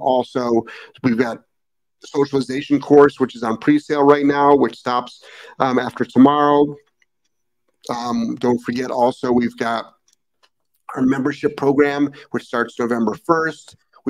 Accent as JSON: {"language": "English", "town": "Cleveland", "region": "Ohio", "country": "United States", "tie": "born or raised there", "moved": "yes", "said": "when I was growing up in Cleveland."}